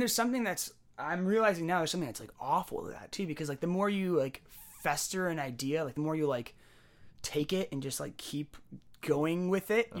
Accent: San Jose, California, United States; also born or lived in Bellingham; born and raised in San Jose

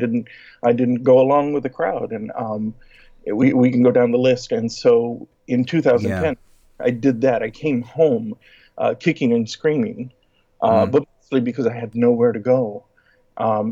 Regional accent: Laredo, Texas, United States; moved away as an adult; not only was I born, but I've been raised here.

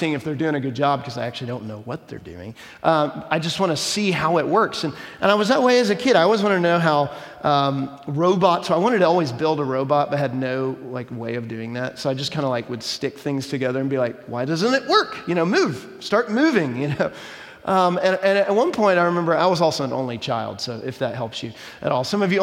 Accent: Dallas, Texas, United States; When I was a kid growing up in Dallas

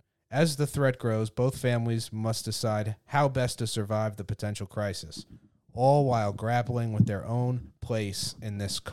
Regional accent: Long Island, New York, United States; you're from Long Island, and I'm from Long Island, and we're both stand-up comics

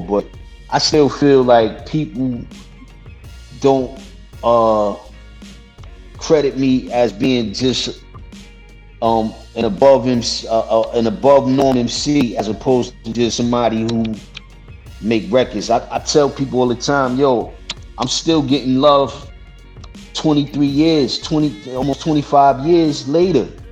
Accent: New York City, New York, United States; I'm from Brooklyn and I'm from Queens, man. Come on, I'm from New York

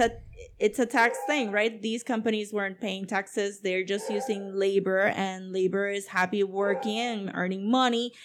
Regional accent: Puerto Rico; Puerto Ricans

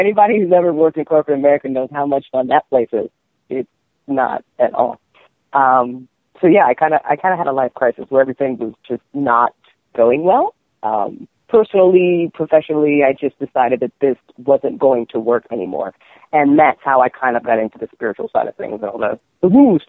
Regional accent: Alexandria, Virginia, United States; born there; also born or lived in North Carolina / New Jersey; I was born in Alexandria, Virginia. I lived in North Carolina for a while, and then I got to Jersey, so I'm sorry.

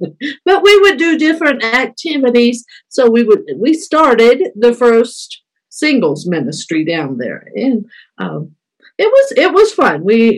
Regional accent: Carmel, Indiana, United States; moved away as an adult; also born or lived in Texas; now in Colombia; I am 61 years old. Did I say that out loud? I grew up in Indiana. I won't tell you all the details of everything. Grew up in Indiana. Graduated from high school there in the Carmel area.

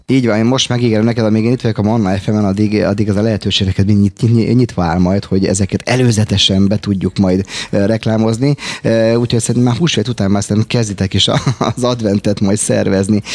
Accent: Budapest, Hungary; Én angyalföldi gyerek vagyok originálisan 1970 óta, ugye ott a Dagály és a környékén éltem az életet

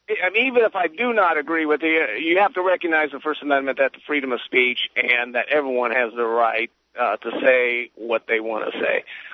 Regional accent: Illinois, United States; I'm originally from Illinois.

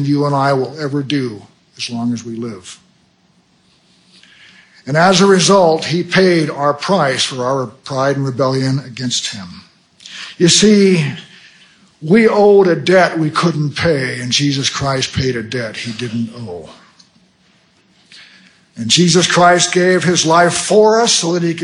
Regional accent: United States; I'm an American

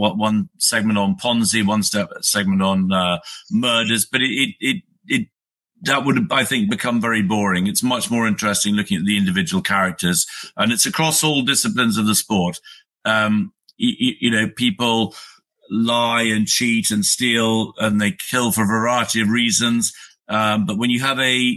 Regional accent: United Kingdom; I'm a Brit, I live in the UK

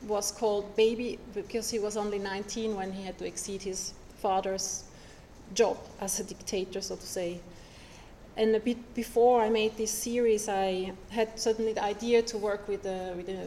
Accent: Switzerland; moved away as an adult; also born or lived in Zurich, Switzerland / Italy; I was born in Switzerland to a Haitian mother, Monique, and my Swiss father

